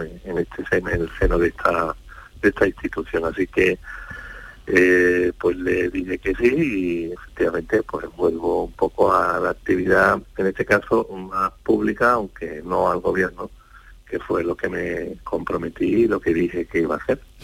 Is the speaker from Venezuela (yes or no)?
no; Andalusia, Spain; soy andaluz